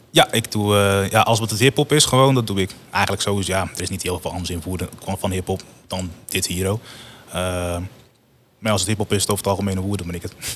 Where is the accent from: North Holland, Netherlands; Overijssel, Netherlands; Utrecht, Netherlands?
Utrecht, Netherlands; Woerden; also born or lived in Rotterdam; ik kom dan hier uit Woerden